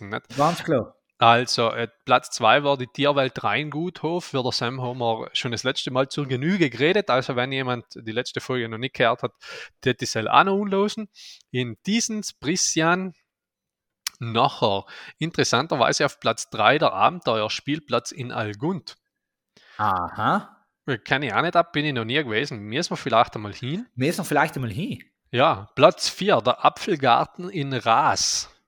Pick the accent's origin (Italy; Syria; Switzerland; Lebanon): Italy; Aldein, Trentino-Alto Adige; jetzt geht es in meine Heimat, der Geopark Blätterbach in Aldein.